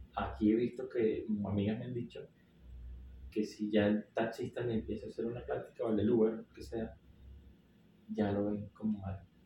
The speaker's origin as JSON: {"language": "Spanish", "country": "Venezuela", "moved": "yes", "lives_now": "Mexico", "said": "de Venezuela"}